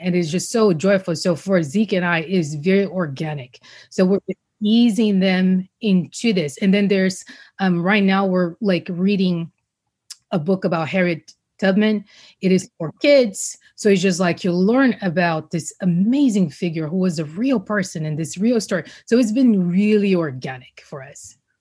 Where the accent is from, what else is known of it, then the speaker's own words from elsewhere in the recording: Rio de Janeiro, Brazil; now in United States; growing up in Brazil, this was before I knew I was going to come to the States.